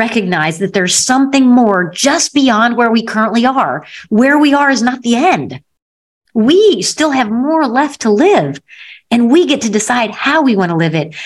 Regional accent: Missouri, United States; I come from the Show Me State in Missouri

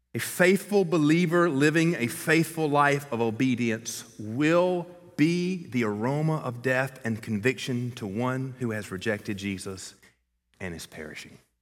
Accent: Columbus, Georgia, United States; moved away; My hometown is Columbus, Georgia

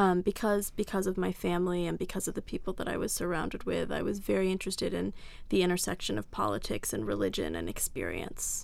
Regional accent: Washington, District of Columbia, United States; I grew up in Washington, D C

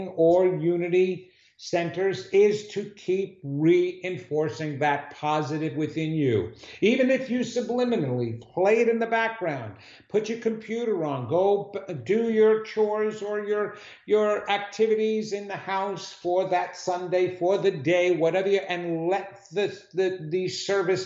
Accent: New York City, New York, United States; I'm a New Yorker

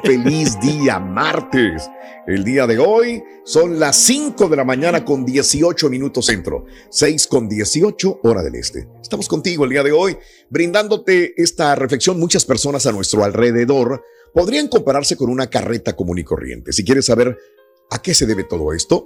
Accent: Mexico; moved away; Yo soy mexicano

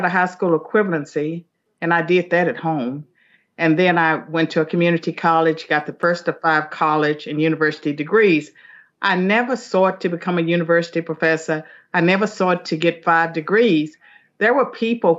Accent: Southwestern Virginia, United States; I'm from Southwestern Virginia, a little hamlet called Chambliersburg, and it was not even a town

